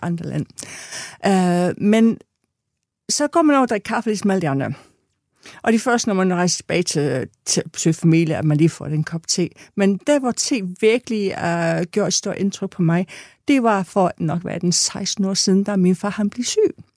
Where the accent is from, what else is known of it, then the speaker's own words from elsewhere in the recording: England, United Kingdom; now in Denmark; er født og opvokset i England